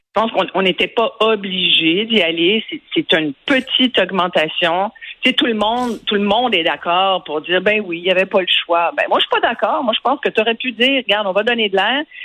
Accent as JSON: {"language": "French", "region": "Quebec", "country": "Canada", "said": "chez nous au Canada et au Québec"}